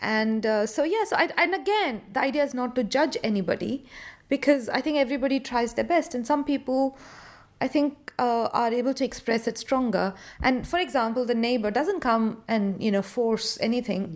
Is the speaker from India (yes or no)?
yes; India; now in London, United Kingdom; I am an Indian born director who's, uh, currently living in London.